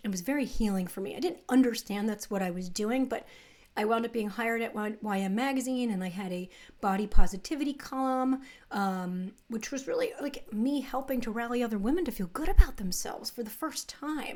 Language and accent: English; New Jersey, United States; I grew up in the New Jersey suburbs, pretty middle class